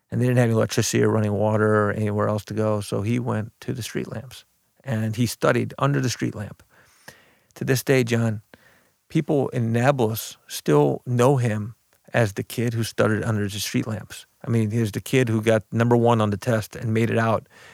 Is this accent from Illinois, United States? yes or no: yes; Belleville, Illinois, United States; also born or lived in Beirut, Lebanon; I grew up in Belleville, Illinois, but I was born in Beirut, Lebanon